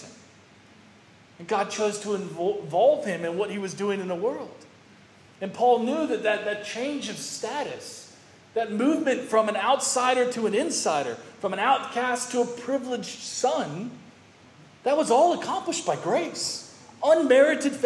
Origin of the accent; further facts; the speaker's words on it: United States; I grew up religious in America